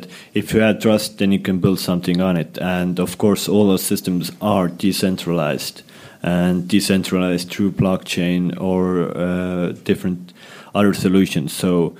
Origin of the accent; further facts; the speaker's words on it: Estonia; I come from Estonia